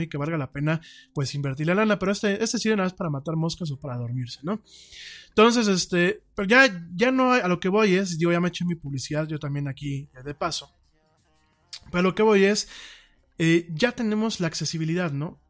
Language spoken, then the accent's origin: Spanish; Mexico; also born or lived in Spain